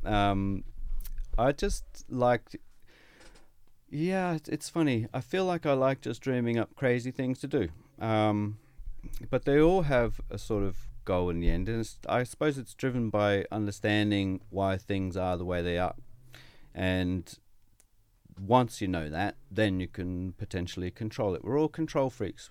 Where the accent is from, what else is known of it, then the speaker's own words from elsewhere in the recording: Sydney, New South Wales, Australia; moved away as an adult; also born or lived in United Kingdom / Quebec City, Canada; now in Brisbane, Australia; I grew up in Sydney, and I, I went to Sydney Uni